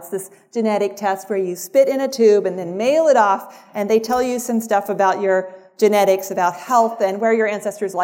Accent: Mississippi, United States; I grew up in Mississippi

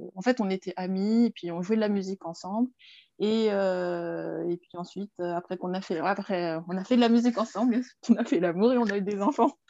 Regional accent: Paris region, Île-de-France, France; moved away as an adult; also born or lived in England; Je suis née euh, en France, en région parisienne

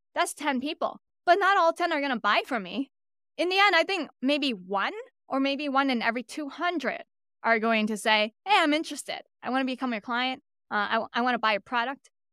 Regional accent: New York City, New York, United States; I'm born and raised in Brooklyn, New York.

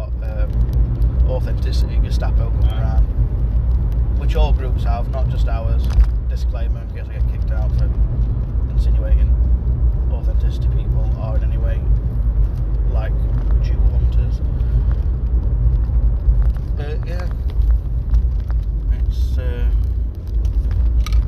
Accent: Yorkshire and the Humber, United Kingdom; I'm a Yorkshireman

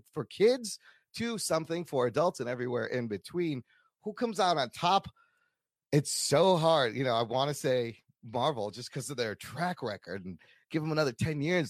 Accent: Chicago, Illinois, United States; I am also a Pakistani American who was raised in Chicago to immigrant parents

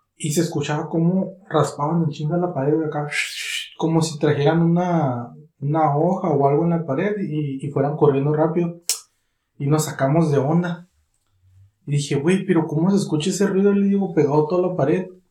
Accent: Catemaco, Veracruz, Mexico; mi pueblo

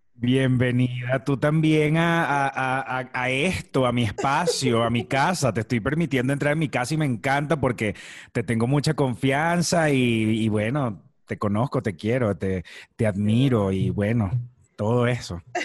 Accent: Maracay, Aragua, Venezuela; moved away as an adult; also born or lived in La Victoria, Venezuela; now in Mexico; soy de un estado del centro de Venezuela que se llama el estado Aragua. Yo nací en una ciudad que se llama La Victoria

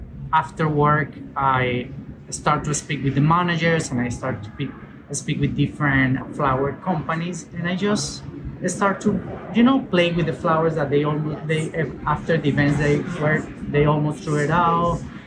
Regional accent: Venezuela; English is a second language; moved away as an adult; basically, I came 6 years ago from Venezuela

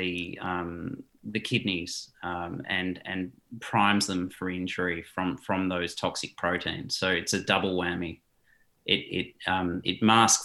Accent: Australia; also born or lived in South Africa; although I've lived in Australia since I was five, I've got a Dutch passport. I've never resided in the Netherlands. I was born in South Africa

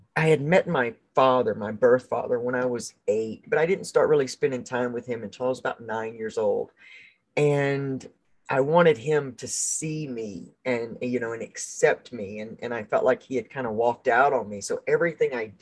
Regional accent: the South, United States; I grew up in the South

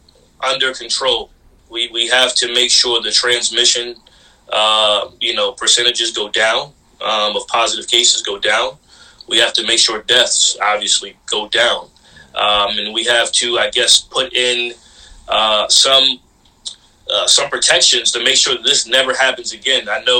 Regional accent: Jamaica; You know, I'm Caribbean, I'm Jamaican, but I still rep, you know, yeah.

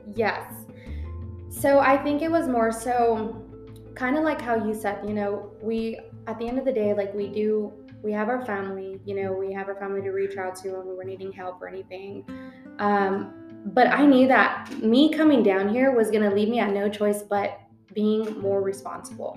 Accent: San Antonio, Texas, United States; moved away as an adult; now in Dallas, United States; San Antonio was my hometown. I grew up there.

